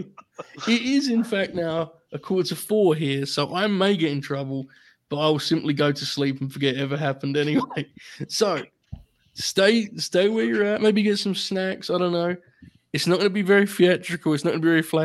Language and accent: English; United Kingdom; being British